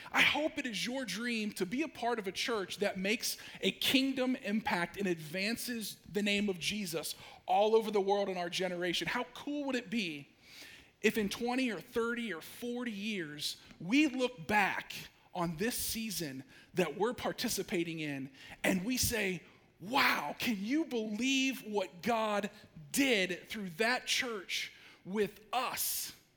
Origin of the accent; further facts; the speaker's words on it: Ashland, Ohio, United States; moved away as an adult; also born or lived in Idaho / Durango, Colorado; I actually was born and raised in Ashland